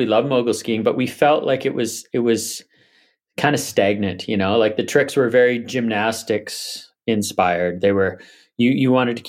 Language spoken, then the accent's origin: English; Vancouver Island, British Columbia, Canada; also born or lived in Whistler; I grew up on Vancouver Island, so Mount Washington was our sort of only ski area.